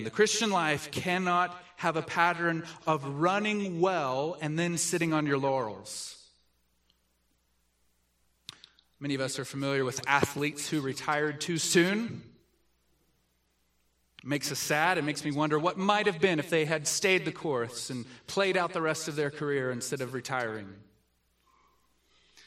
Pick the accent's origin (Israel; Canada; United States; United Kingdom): United States; the South; I grew up in the South